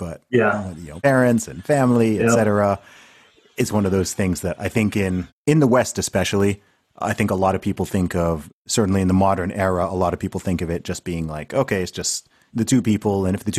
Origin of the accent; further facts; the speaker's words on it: Saudi Arabia; I mean, I grew up in Saudi Arabia, right? So So Saudi Arabia is a country where most people haven't been there